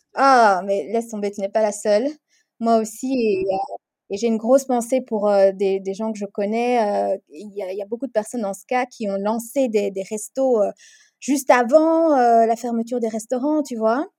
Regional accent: Brussels, Brussels-Capital Region, Belgium; also born or lived in Congo; j'ai grandi, j'ai vécu la majorité de ma vie en Belgique, à Bruxelles. Je suis née à Bruxelles, mais j'ai vécu quelques années de ma vie au Congo également.

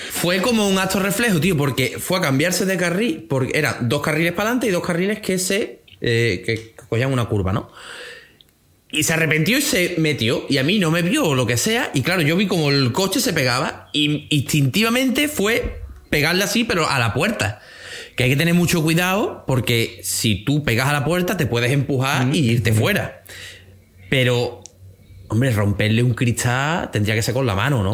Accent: Andalusia, Spain; como buen andaluz

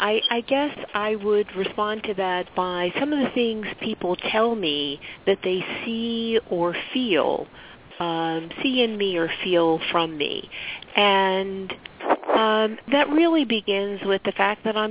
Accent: Philadelphia, Pennsylvania, United States; also born or lived in Pittsburgh, Pennsylvania / New Jersey; I'm originally from Philadelphia. Currently, I live in the suburbs of Philadelphia, and I've lived on the western side of Pennsylvania in Pittsburgh for several years

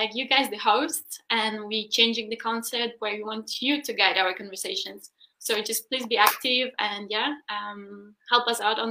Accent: Berlin, Germany; Oh, I'm from Berlin.

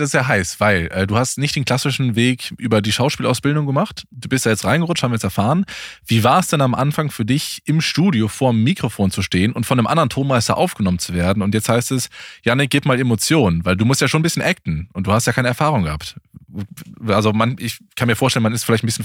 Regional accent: Allgäu, Baden-Württemberg, Germany; accent: slight southern German dialect; moved away; Ich bin äh, gebürtig aus dem Allgäu.

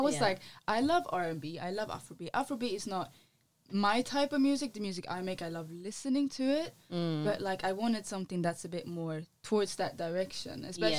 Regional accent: Sweden; now in London, United Kingdom; so my dad is a reggae artist from Gambia, and I grew up in Sweden, where the house scene is very big, and the pop music.

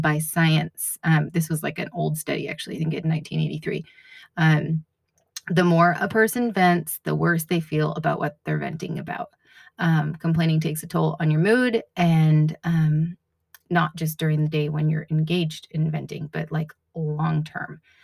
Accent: New England, United States; now in Washington, United States; I grew up in New England and I grew up with a lot of snow

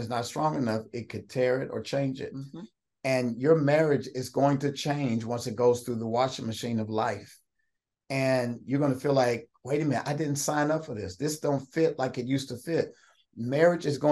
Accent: Austin, Kentucky, United States; I'm from Route 1, Austin, Kentucky. We had pigs and chickens and cornfields

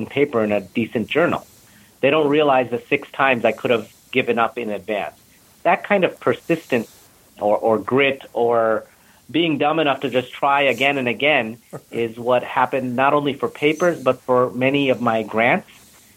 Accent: Buffalo, New York, United States; moved away; also born or lived in India; I was from Buffalo

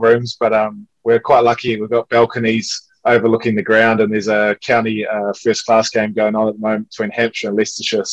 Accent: New Zealand; especially as a Kiwi boy, you get brought up to be an All Black in the winter and a black cap in the summer

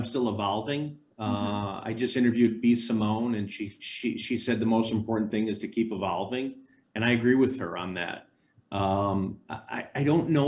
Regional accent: Chicago, Illinois, United States; I grew up in Chicago

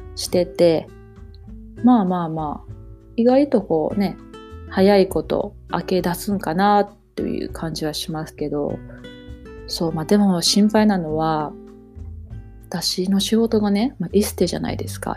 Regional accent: Japan; moved away as an adult; now in Toronto, Canada; 私日本人やし、あの、英語百パーセントできへんけど

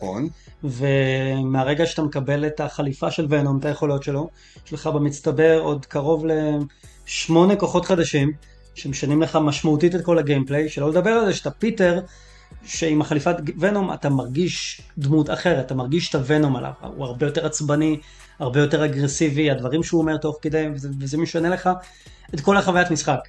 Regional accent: Israel; בתור ישראלי

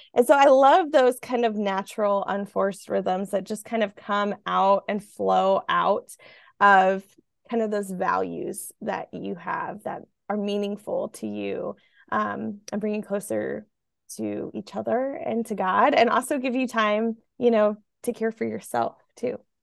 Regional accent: Midwest, United States; I grew up in the Midwest

